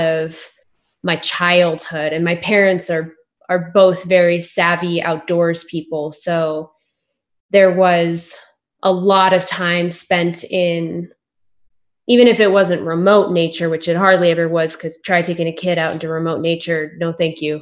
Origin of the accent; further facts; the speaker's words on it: Denver, Colorado, United States; I grew up all my life in Denver, born and raised